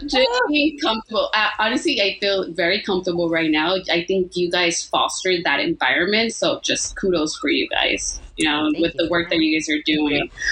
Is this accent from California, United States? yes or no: yes; Los Angeles, California, United States; I grew up in South LA and I speak Spanglish